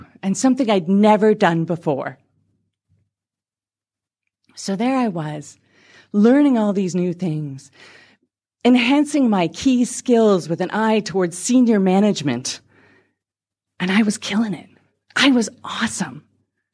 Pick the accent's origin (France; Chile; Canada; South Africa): Canada; moved away; also born or lived in England; I'm from Canada